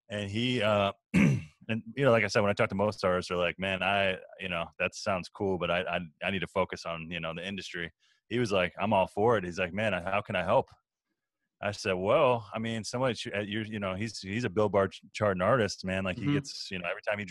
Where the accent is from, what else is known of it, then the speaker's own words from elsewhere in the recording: Chicago, Illinois, United States; I'm from Chicago